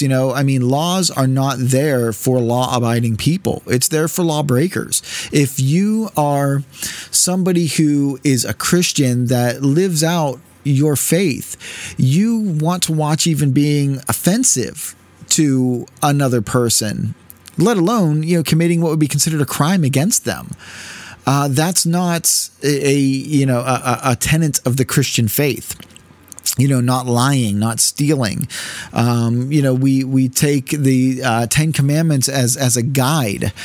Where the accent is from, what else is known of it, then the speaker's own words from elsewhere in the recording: United States; as American citizens